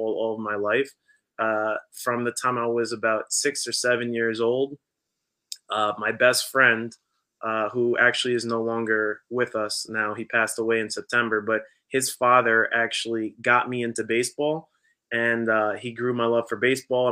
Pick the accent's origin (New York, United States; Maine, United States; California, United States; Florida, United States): New York, United States; Delmar; moved away as an adult; also born or lived in Philadelphia; now in Lithuania; I was born and raised in Del Mar, New York. So Del Mar, New York is a small town 10 minutes south of Albany, New York